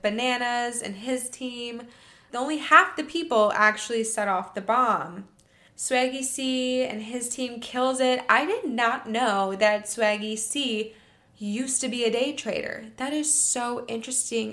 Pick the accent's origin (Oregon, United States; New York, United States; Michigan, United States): Michigan, United States; I'm from Michigan